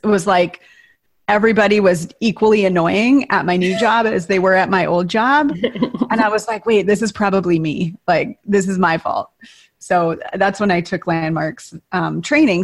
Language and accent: English; Tower, Minnesota, United States; moved away; I grew up in Tower, Minnesota, population 502